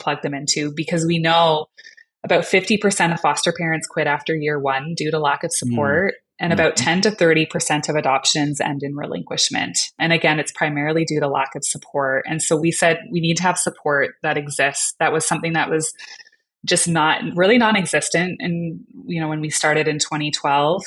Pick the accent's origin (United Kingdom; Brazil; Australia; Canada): Canada; I'm Canadian